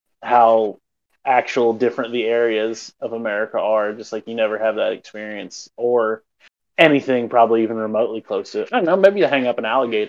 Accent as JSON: {"language": "English", "region": "Indiana", "country": "United States", "said": "And so, yeah, people have definitely been like, they're like, where are you from? And I'm like, from Indiana. And they're like, you do not sound like it."}